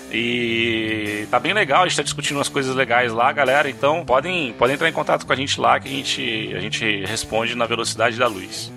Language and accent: Portuguese; Brazil; nós somos brasileiros